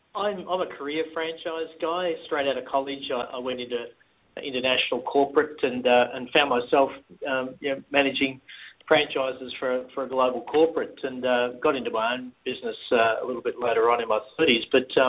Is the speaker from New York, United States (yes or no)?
no; Texas, United States; accent: North Texas; What is my North Texas accent a dead giveaway?